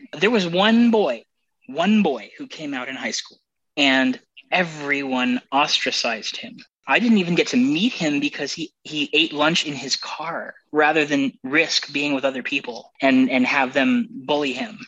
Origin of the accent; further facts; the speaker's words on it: Arizona, United States; I grew up in Arizona